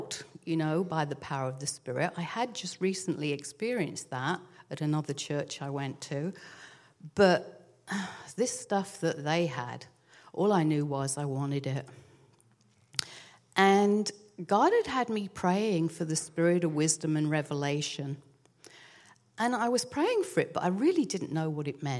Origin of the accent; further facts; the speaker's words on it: England, United Kingdom; moved away; I grew up in England. And, you know, in England, we're kind of reserved